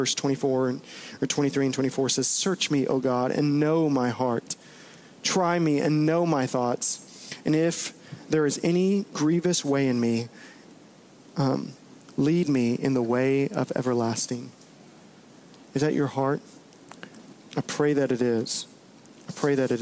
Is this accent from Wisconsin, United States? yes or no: no; Bowie, Texas, United States; I played a lot of flag football during the summer growing up in Bowie, Texas